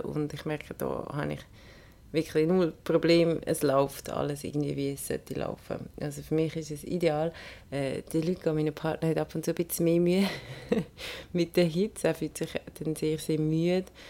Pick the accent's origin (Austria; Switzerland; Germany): Switzerland; bei uns daheim in der Schweiz